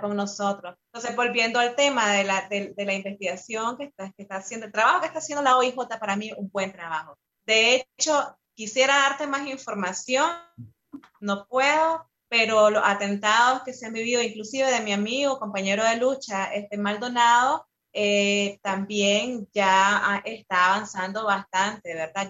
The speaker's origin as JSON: {"language": "Spanish", "country": "Nicaragua", "moved": "as an adult", "lives_now": "Costa Rica", "said": "yo soy parte de la unidad de exiliados nicaragüenses, que es una de las organizaciones más fuertes de acá de Costa Rica"}